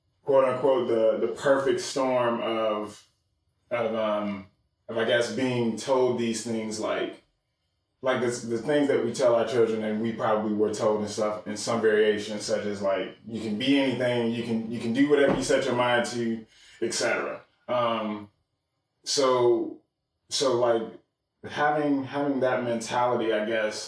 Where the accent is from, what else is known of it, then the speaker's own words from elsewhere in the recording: Charlotte, North Carolina, United States; also born or lived in Chicago, Illinois; 1984, year of birth, Chicago. So, and have been in the Charlotte area ever since 1993. So since I was 9 years old